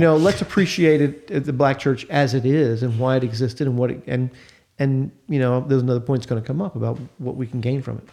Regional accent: United States; I love being American

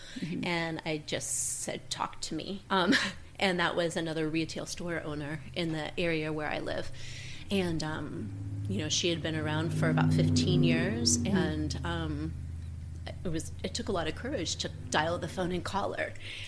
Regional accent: Columbus, Ohio, United States; moved away as an adult; also born or lived in Dayton area, Ohio; now in Auglaize County, United States; I grew up in Columbus

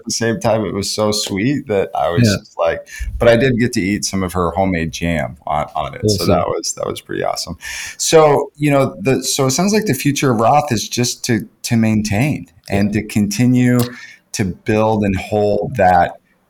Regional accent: United States; I'm American

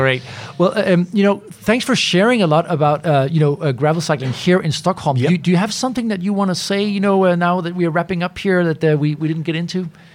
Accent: Denmark; I'm, I'm from Denmark

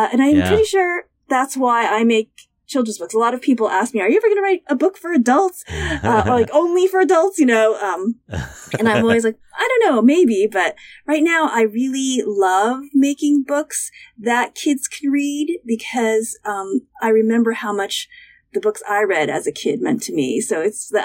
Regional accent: United States; also born or lived in Western Massachusetts; Both of my parents are from Taiwan, but I was born here in the United States.

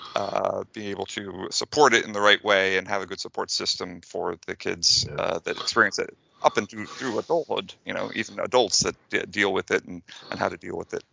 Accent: United States; also born or lived in near San Diego, California; as an American layman

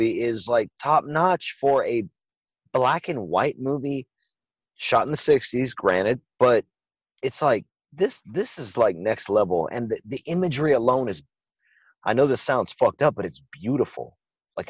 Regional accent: Louisiana, United States; I'm a Cajun. I'm from Louisiana

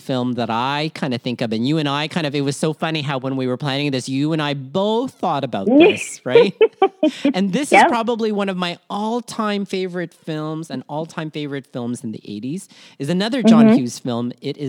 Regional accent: Philippines; part of this collectivist-based culture that we call being Filipino

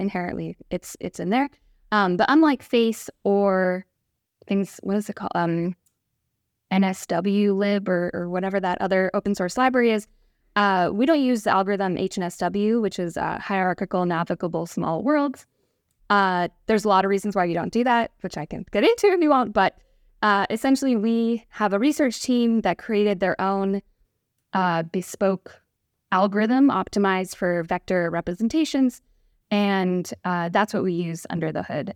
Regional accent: Westchester, New York, United States; moved away as an adult; also born or lived in Oregon; now in Bay Area, United States; From Westchester

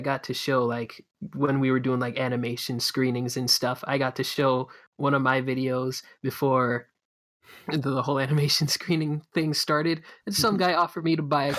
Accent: Canada; I'm Jamaican Canadian

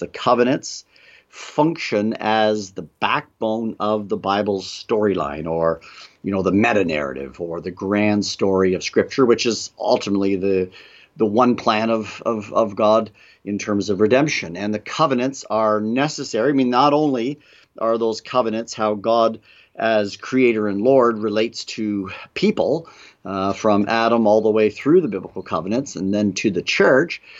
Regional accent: Canada; moved away; Peter and I, um, both are from Canada

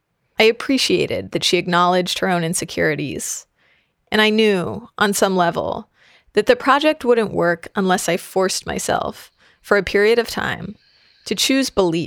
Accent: Seattle, Washington, United States; now in Vermont, United States; I'm from Seattle.

